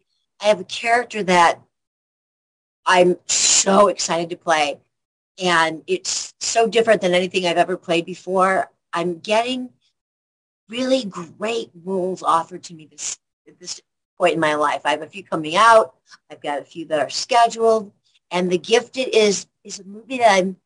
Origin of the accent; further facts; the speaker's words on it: Rockford, Illinois, United States; moved away; I'm from Rockford, Illinois, and that's 90 miles northwest of Chicago.